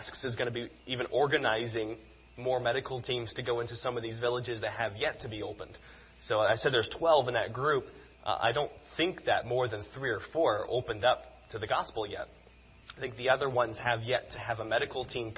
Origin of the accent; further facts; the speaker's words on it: South Carolina, United States; I grew up in South Carolina